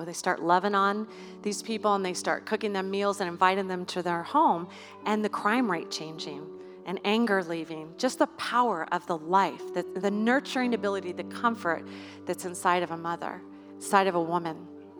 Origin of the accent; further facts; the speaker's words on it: Idaho, United States; I, born and raised in Idaho right here. You cannot take Idaho out of me.